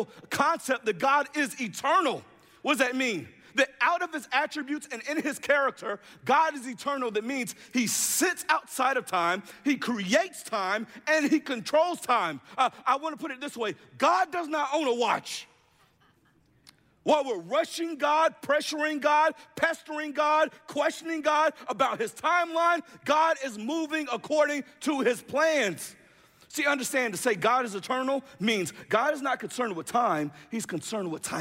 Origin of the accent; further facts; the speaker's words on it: Jacksonville, Florida, United States; I'm from Jacksonville, Florida.